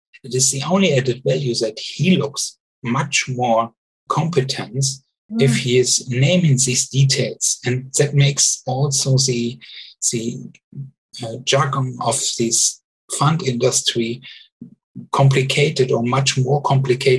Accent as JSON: {"language": "English", "country": "Germany", "also_born_or_lived": "Luxembourg / Switzerland", "second_language": "English", "moved": "as an adult", "lives_now": "Zurich, Switzerland", "said": "I'm original from Germany"}